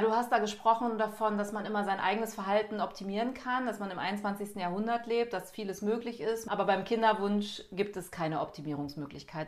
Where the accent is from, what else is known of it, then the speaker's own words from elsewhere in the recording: Cologne, North Rhine-Westphalia, Germany; moved away; Ich bin wieder in Köln, meiner Heimatstadt